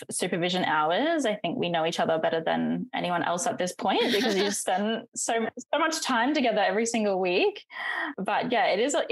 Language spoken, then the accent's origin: English; North Queensland, Australia; I'm from North Queensland.